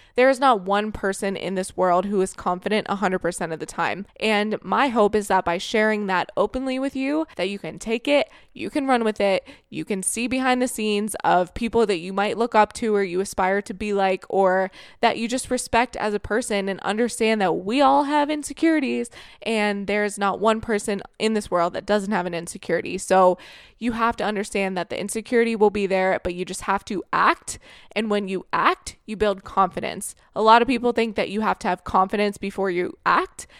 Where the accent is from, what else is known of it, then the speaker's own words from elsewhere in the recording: Florida, United States; moved away as an adult; also born or lived in Ohio; now in Canada; I grew up in Florida